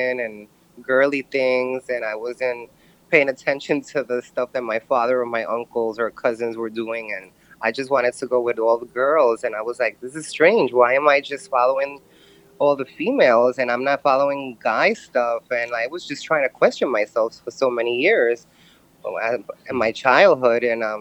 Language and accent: English; New York City, New York, United States; I'm born and raised in Brooklyn, New York